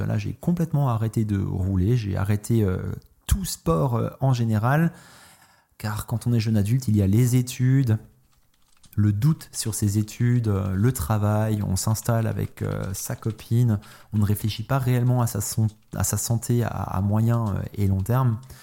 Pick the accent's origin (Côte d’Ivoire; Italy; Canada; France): France; j'ai grandi en France